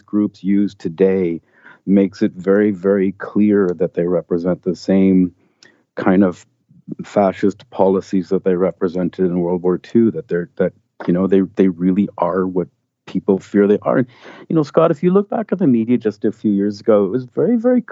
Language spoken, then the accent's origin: English; Canada; I'm Canadian. I live in Canada